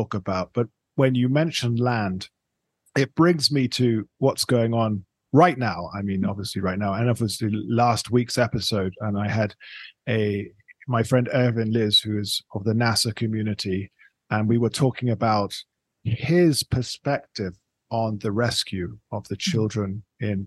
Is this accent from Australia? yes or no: no; England, United Kingdom; now in Bogota, Colombia; I'm from England